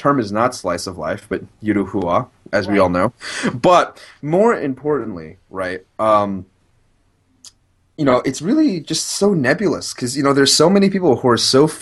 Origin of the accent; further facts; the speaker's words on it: California, United States; I'm from California